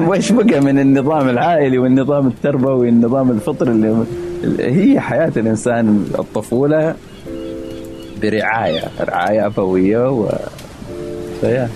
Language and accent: Arabic; Saudi Arabia; moved away as an adult; now in Philadelphia, United States